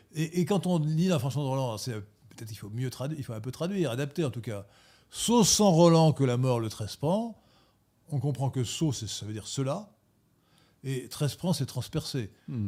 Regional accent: Gallo Brittany, France; je suis de la Bretagne galote

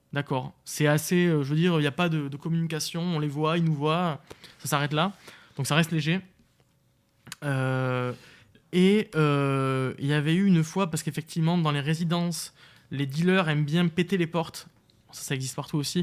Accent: France; moved away; also born or lived in Sweden / Belgium; J'avais dit euh, France.

